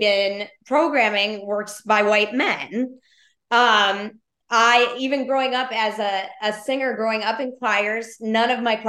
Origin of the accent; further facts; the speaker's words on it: Chicago, Illinois, United States; I grew up in Chicago with a single parent.